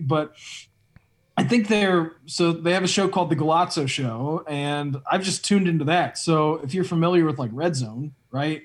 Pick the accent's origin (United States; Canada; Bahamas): United States; It is pretty cool being an American right now.